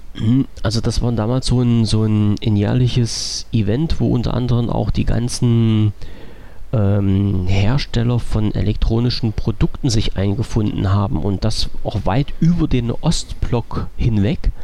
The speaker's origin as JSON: {"language": "German", "region": "East Germany", "country": "Germany", "said": "bin ich Ossi"}